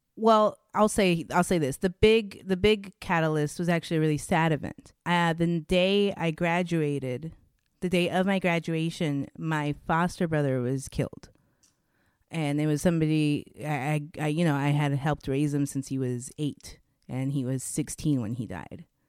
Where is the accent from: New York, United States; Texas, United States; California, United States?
California, United States; Anaheim; also born or lived in Orange, California / Miami / Victorville, California / Homeland, California; I was born in Orange, California, and then I grew up until I was 12 in Anaheim, California. So I'm an Orange County girl at heart